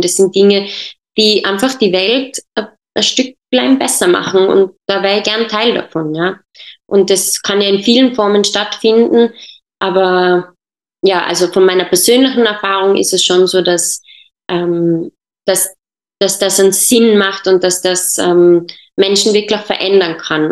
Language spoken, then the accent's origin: German; Tyrol, Austria; also born or lived in Jordan; meine Mutter ist äh, Tirolerin und bin dann aber mit äh, viereinhalb Jahren nach Österreich ge gekommen mit meiner Familie und in Tirol aufgewachsen